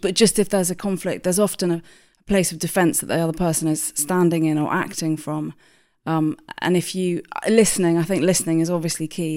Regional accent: Hampshire, South East England, United Kingdom; moved away as an adult; also born or lived in London; I grew up in Hampshire, and then I li-, lived in London for about twenty years, and then I moved back out to Hampshire again

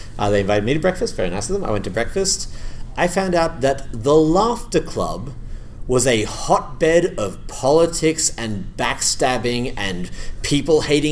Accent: Australia; now in Canada; I'm in Canada at the moment and I'm an Australian

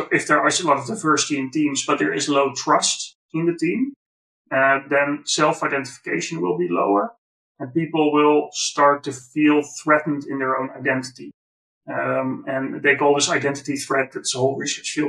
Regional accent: Netherlands; white guy from the Netherlands

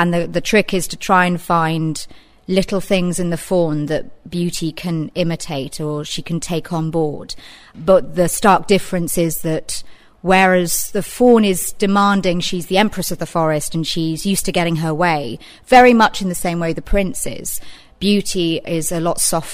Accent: Reading, South East England, United Kingdom; I'm from Reading originally, as is Ollie

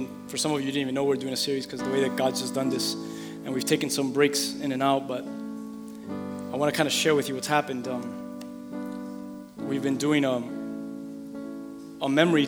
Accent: Miami, Florida, United States; I'm from Miami, with Cuban parents

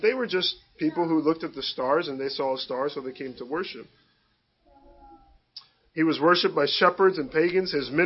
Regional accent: Cleveland, Ohio, United States; I was born and raised near Cleveland

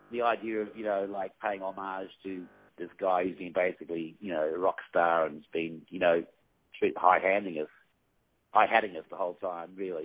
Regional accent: Perth, Western Australia, Australia; I come from Perth, which is a very remote city, and I'm sitting there right now actually

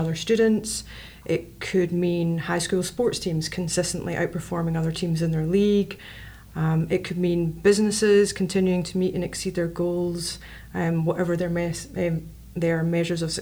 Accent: Glasgow, Scotland, United Kingdom; moved away as an adult; now in Lancaster, United States; I'm from Glasgow, Scotland

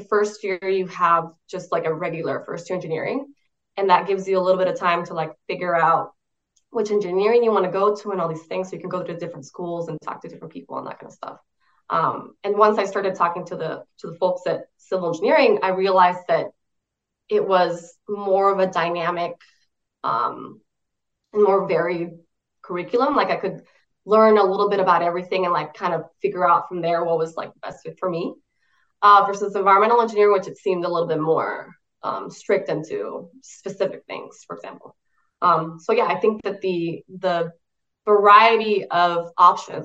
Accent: San José, Costa Rica; moved away as an adult; now in United States; I'm originally from San Jose, Costa Rica, in Latin America, above Panama

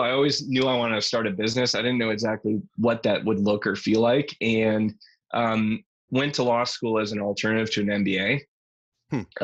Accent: St. Paul, Minnesota, United States; moved away; I grew up in St. Paul, Minnesota

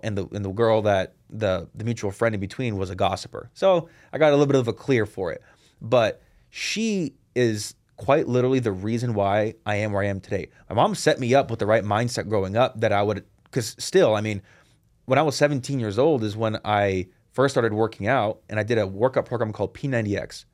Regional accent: Seattle, Washington, United States; I was born and raised in Seattle

